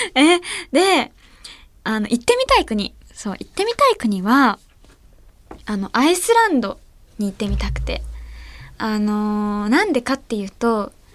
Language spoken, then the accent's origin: Japanese; Ehime, Japan; moved away; 私の出身地の愛媛